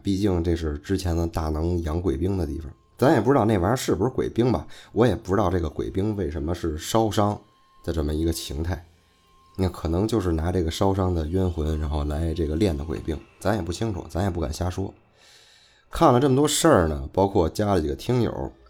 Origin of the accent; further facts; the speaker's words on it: northern China, China; 再加上可能是我是北方人的这个原因吧， 就是说话呀， 会感觉很随性